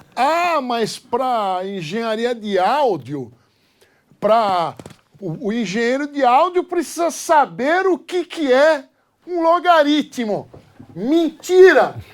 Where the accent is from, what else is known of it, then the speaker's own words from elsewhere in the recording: Brazil; eu sou brasileiro